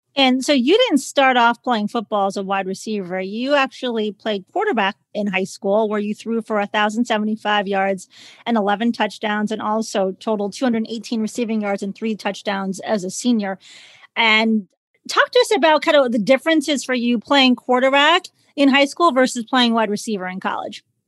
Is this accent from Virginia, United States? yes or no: no; Chicago, Illinois, United States; I'm from Chicago